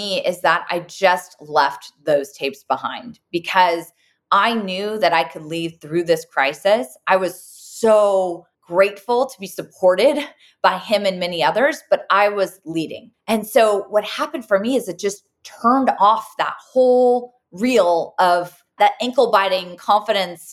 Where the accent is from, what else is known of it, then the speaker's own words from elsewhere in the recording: Santa Cruz, California, United States; I grew up in Santa Cruz with three full-time parents